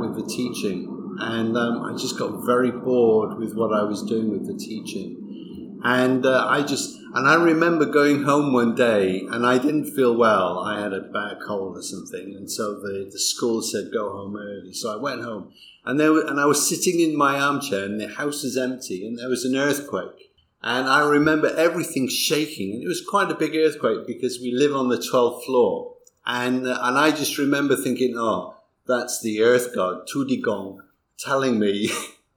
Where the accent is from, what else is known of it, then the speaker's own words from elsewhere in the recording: Wales, United Kingdom; moved away as an adult; now in Taiwan; I'm from Wales in the UK.